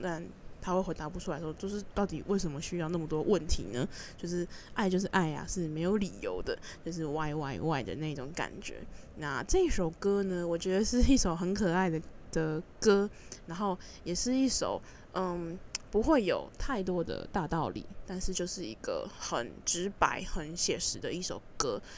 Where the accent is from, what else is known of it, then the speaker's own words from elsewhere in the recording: Taipei, Taiwan; 我是一个土生土长的台北人